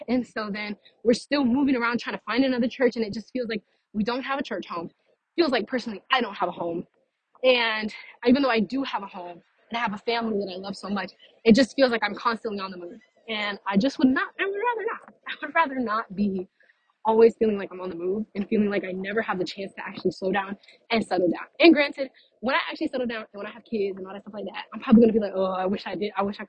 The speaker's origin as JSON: {"language": "English", "region": "Texas", "country": "United States", "tie": "born or raised there", "also_born_or_lived": "Louisiana / Florida", "lives_now": "Fort Myers, United States", "said": "So we moved from Louisiana to Texas, and then Texas, we lived in one spot for quite a long time."}